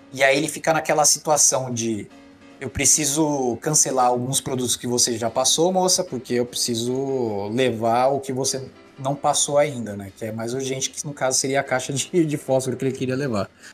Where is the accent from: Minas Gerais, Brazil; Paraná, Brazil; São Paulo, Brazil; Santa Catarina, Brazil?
São Paulo, Brazil; Tabuão aqui de São Paulo, divisa com Taboão da Serra